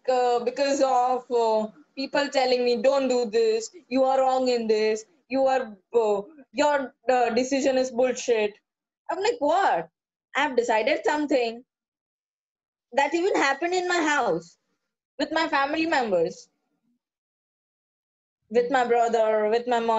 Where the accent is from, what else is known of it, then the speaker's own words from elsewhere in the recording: Kerala, India; No, I'm a Keralite.